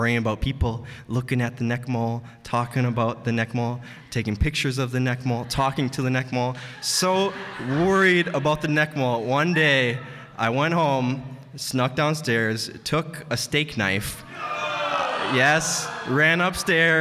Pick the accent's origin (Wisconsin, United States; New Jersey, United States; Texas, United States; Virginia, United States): Wisconsin, United States; Green Bay; I'm from Green Bay